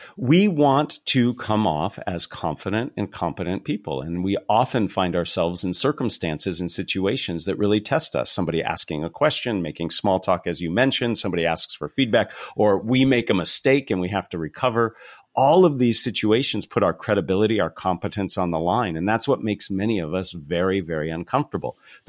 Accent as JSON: {"language": "English", "region": "California", "country": "United States", "said": "So I'm from the San Francisco Bay Area, a small little town tucked away in the foothills right before you go over to Santa Cruz."}